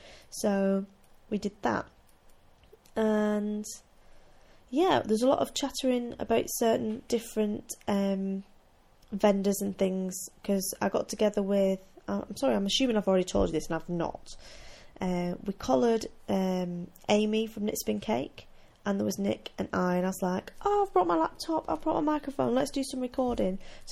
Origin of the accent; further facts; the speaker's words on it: United Kingdom; because we're all British, so we stand there and we don't want to touch a yarn that someone else might be looking